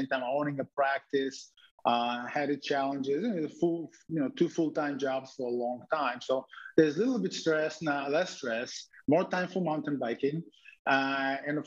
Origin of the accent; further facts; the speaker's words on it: Israel; now in United States; As a kid, I grew up in Israel